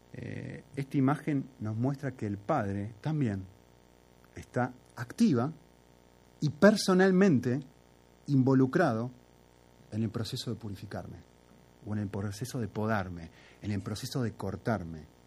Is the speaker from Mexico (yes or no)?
no; Argentina; como soy argentino